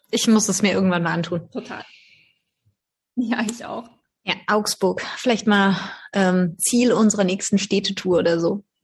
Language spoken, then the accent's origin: German; Rajasthan, India; German is a second language; wir haben hier bei uns in Rajasthan nämlich auch ein ganz bekanntes Marionettentheater oder eine ganz bekannte Marionettentheater-Tradition.